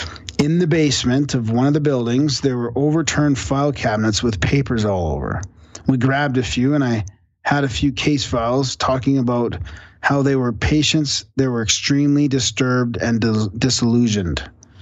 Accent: Edison, New Jersey, United States; Mind you, I live in New Jersey. So I said, "No, I'm from Edison." That's one town over.

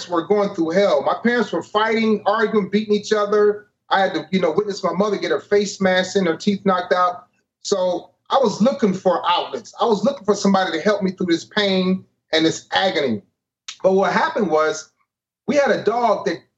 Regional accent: East Cleveland, Ohio, United States; moved away as an adult; I'm originally from East Cleveland, Ohio.

